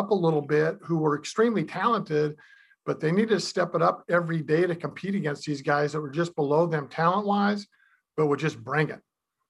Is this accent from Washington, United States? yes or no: yes; Seattle, Washington, United States; Growing up in Seattle